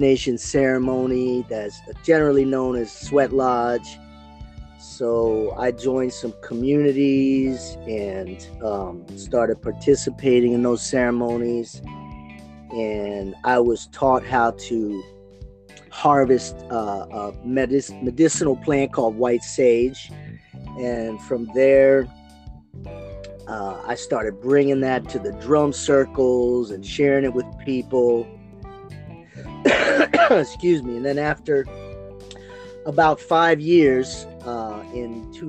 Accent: Baltimore, Maryland, United States; moved away as an adult; also born or lived in California; now in San Diego, United States; I grew up in Maryland, in Baltimore. In 1990, I came out to California

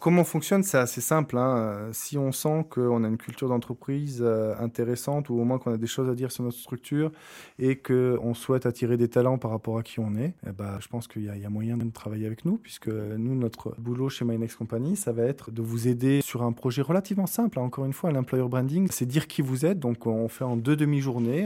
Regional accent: Bordeaux, Nouvelle-Aquitaine, France; moved away; also born or lived in Arcachon; je suis français, j'ai grandi euh, à Bordeaux, entre Bordeaux et Arcachon

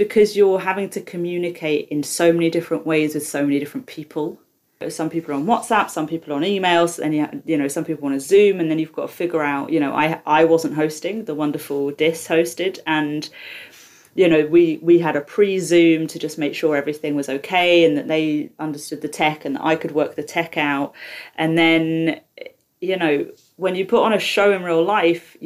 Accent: London, United Kingdom; growing up in South London

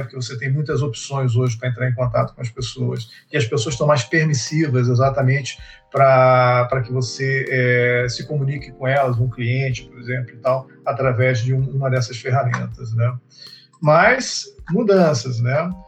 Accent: Rio de Janeiro, Brazil; eu sou do Rio de Janeiro

